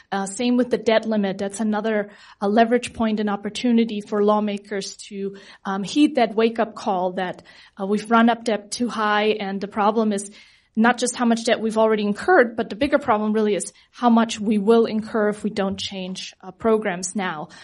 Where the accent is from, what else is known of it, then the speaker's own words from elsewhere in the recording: Germany; now in United States; I come from Germany